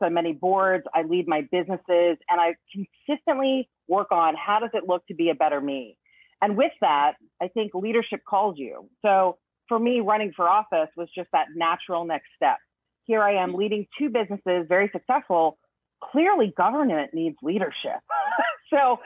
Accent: Northern Virginia, United States; moved away as an adult; also born or lived in Korea; now in Florida, United States; I'm from Northern Virginia. I was born in Korea, but grew up in Northern Virginia

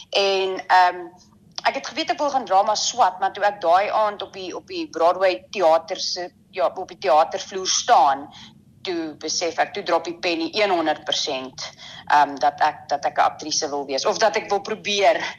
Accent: Windhoek, Khomas, Namibia; also born or lived in Tsumeb / Cape Town / Pretoria / Bloemfontein; so ons is van Windhoek af Tsumep toe en van Tsumep af Kaap toe en van die Kaap af Pretoria toe, Pretoria Bloemfontein en van Bloemfontein af terug na my beet toe Windhoek toe.

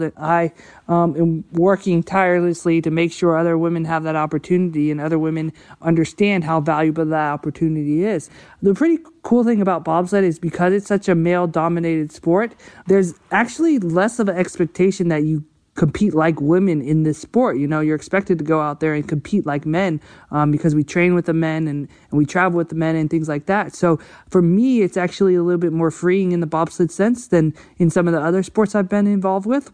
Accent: Georgia, United States; I'm from Georgia, which is not a Winter Olympic state at all

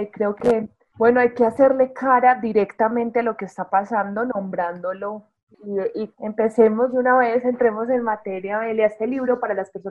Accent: Rionegro, Antioquia, Colombia; born there; a los que vivimos en Bogotá, a los que nacimos en Río Negro

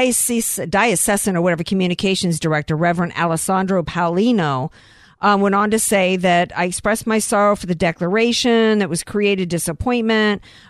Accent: Louisiana, United States; I come from Louisiana, wasn't born there, but it's my home state.

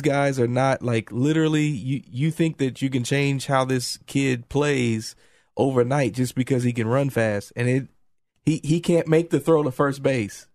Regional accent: Indiana, United States; moved away; I'm originally from Indiana

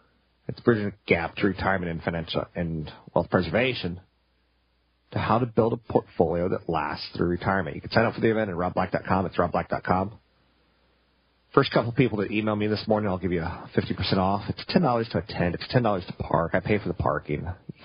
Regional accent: Okinawa, Japan; born there; Okinawa is an island slightly south of Japan. It's part of the Japanese Sea of Japan Islands. I was born in Okinawa.

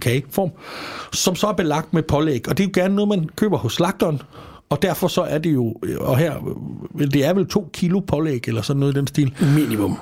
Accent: Als, Southern Denmark, Denmark; jeg er fra Als, og dernede, der er vi øh, glade for

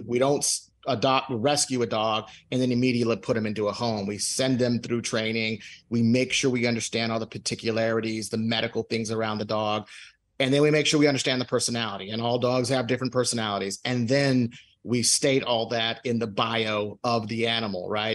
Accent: Houston, Texas, United States; moved away as an adult; now in Dallas, United States; I'm originally from Houston, okay, and uh, I moved to uh, to Dallas for work

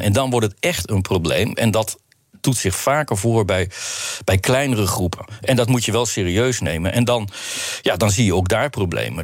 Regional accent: Netherlands; also born or lived in Belgium; onze Nederlandse manier

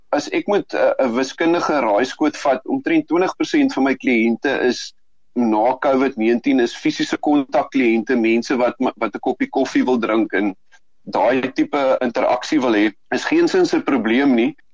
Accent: South Africa; ons as Suid-Afrikaners

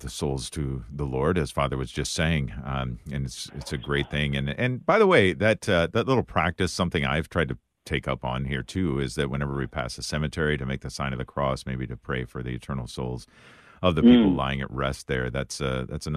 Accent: Wisconsin, United States; My home state of Wisconsin

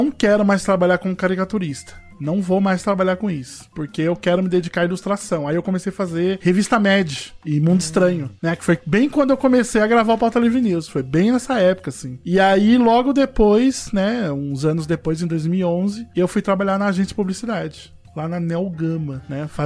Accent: Rio de Janeiro, Brazil; A gente vem lá do Rio de Janeiro e a galera não apronta os bagulhos, né?

